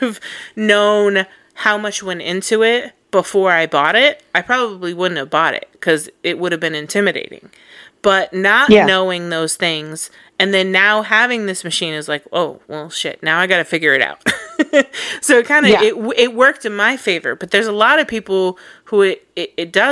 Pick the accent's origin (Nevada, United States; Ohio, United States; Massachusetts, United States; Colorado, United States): Colorado, United States; moved away; I'm from Colorado.